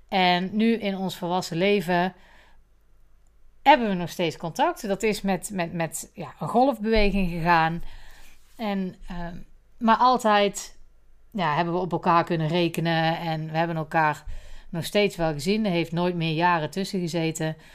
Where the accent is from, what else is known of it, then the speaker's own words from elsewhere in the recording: Geffen, North Brabant, Netherlands; Maar Linda en ik zijn naast elkaar geboren. Wij zijn geboren in de Dr. Poelstraat in Geffen. En daar wonen wij naast elkaar.